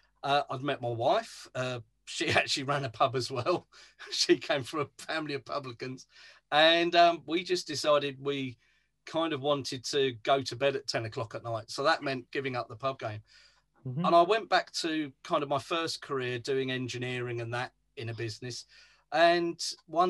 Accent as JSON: {"language": "English", "region": "London", "country": "United Kingdom", "tie": "born or raised there", "said": "I'm actually from North London"}